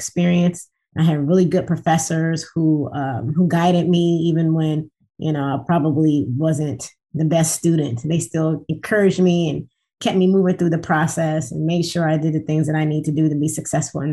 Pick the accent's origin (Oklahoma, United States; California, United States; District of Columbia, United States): District of Columbia, United States; Washington; moved away as an adult; also born or lived in Tuskegee, Alabama; now in Detroit, United States; I am born and raised in the Washington, D.C. metro area